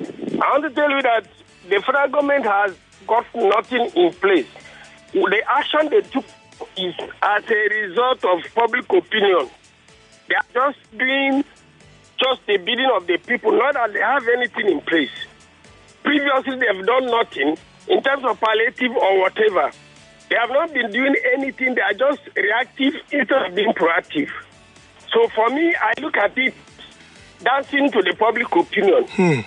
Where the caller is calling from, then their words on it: Lusada, Ogun State, Nigeria; I'm calling from Lusada, Pastor … from Lusada.